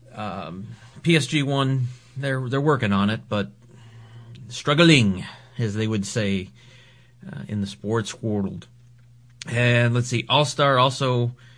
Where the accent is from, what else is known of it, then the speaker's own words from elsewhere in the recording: United States; as an American